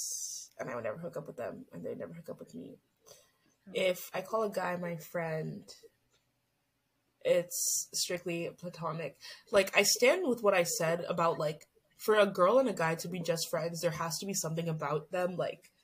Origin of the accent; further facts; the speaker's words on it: Canada; we're Canadian and we're in the Commonwealth